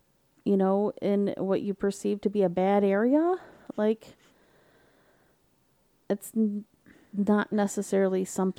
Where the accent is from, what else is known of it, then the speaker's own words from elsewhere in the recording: Detroit, Michigan, United States; But I'm from Detroit. I can handle it, right?